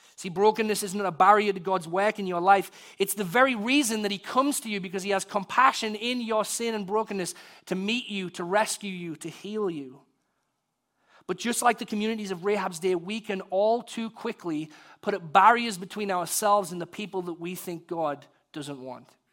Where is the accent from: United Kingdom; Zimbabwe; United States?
United Kingdom; being British, I'm from the country of Shakespeare